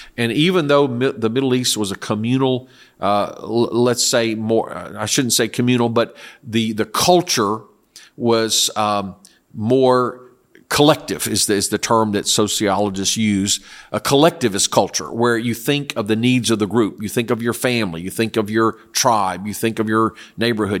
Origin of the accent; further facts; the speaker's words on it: South Korea; moved away; I lived in, I grew up in Korea.